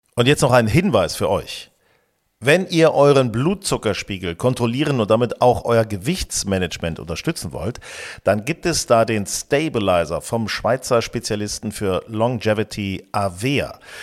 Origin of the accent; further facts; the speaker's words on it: Hanover, Lower Saxony, Germany; now in Hamburg, Germany; ich war jetzt äh, in Hannover, meiner alten Heimat